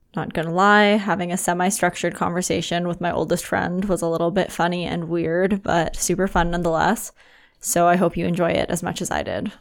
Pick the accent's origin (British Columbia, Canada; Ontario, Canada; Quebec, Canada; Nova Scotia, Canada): British Columbia, Canada; Victoria; we're from Victoria